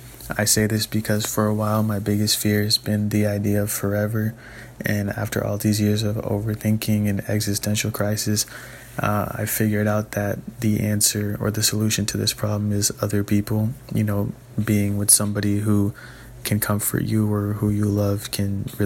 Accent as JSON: {"language": "English", "region": "Florida", "country": "United States", "said": "I'm from South Florida."}